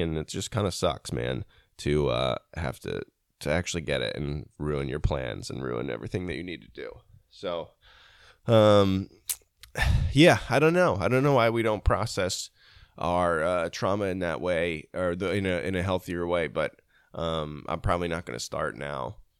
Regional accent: United States; as an American

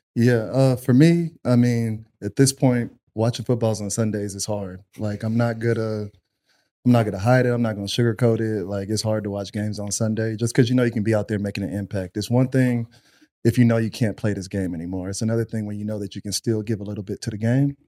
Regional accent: Pflugerville, Texas, United States; I'm originally from Pflugerville

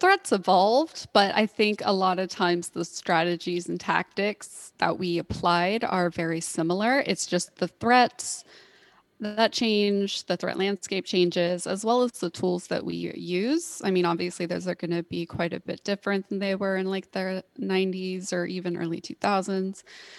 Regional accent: Tulsa, Oklahoma, United States; moved away as an adult; also born or lived in California / Hawaii; I was born and raised in Tulsa. I did do my excursions out in the rest of the world. I lived in California for a while in Hawaii, which was fun for a while, and moved back here for school.

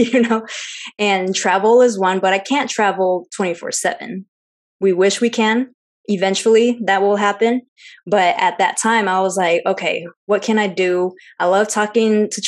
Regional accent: Seattle, Washington, United States; I'm full Chinese, but I'm Chinese American, born and raised in Seattle.

